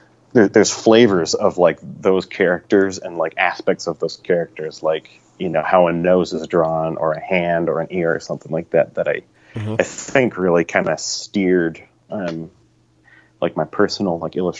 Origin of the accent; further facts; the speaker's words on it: Spokane, Washington, United States; also born or lived in California; now in Seattle, United States; we're originally from California, but grew up in Spokane, which is in eastern Washington